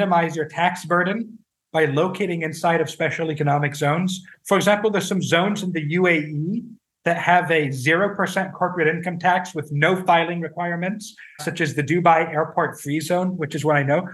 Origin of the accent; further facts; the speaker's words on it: France; my home country, France